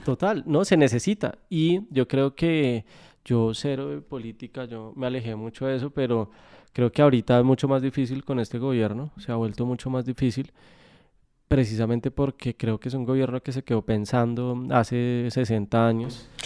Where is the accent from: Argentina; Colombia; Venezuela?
Colombia; moved away as an adult; now in Spain; como colombianos